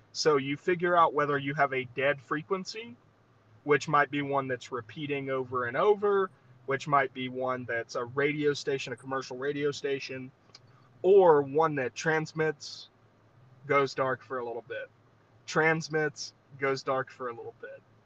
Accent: Southeast Alabama, United States; now in Montana, United States; I grew up in Southeast Alabama

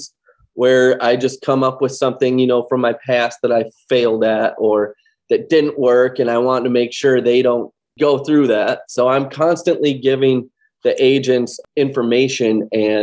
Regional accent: Los Angeles, California, United States; moved away as an adult; now in Janesville, United States; I'm actually from Southern California, born and raised in Los Angeles.

